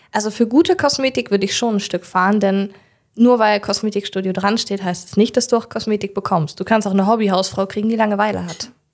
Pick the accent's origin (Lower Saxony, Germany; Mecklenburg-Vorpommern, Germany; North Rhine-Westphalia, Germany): Lower Saxony, Germany; Hildesheim; now in Jever, Germany; ich äh, bin in Hildesheim geboren